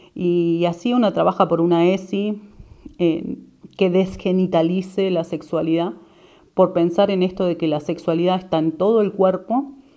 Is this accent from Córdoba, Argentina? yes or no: no; Neuquén, Argentina; soy de Neuquén